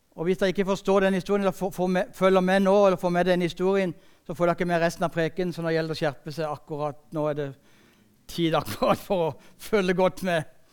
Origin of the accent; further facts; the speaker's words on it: Sørlandet, Norway; Jeg er sørlending